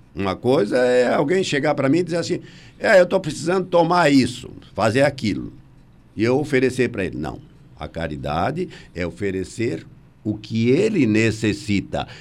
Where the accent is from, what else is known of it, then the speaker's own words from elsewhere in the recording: Brazil; Nós somos brasileiros, com muito orgulho e com muita paixão